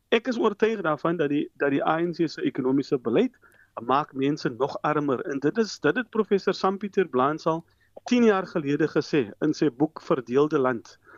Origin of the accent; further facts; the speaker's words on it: South Africa; as Suid-Afrikaners